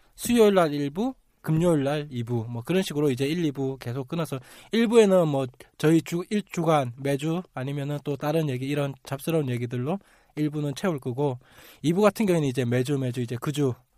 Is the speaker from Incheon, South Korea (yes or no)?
no; Busan, South Korea; moved away; 제가 자주 가고 제 고향이라